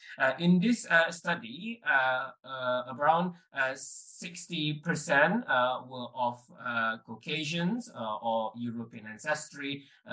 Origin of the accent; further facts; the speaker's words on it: Leeds, Yorkshire and the Humber, United Kingdom; I'm from Leeds, and I'm reporting for Room Now at EULAR 2023, live from Milan, Italy.